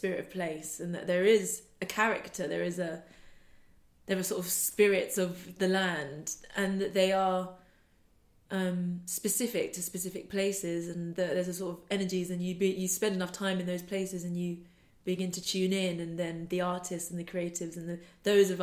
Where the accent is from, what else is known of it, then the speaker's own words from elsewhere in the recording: West Wales, United Kingdom; growing up in Wales. Spent a lot of time in Wales as a child, in West Wales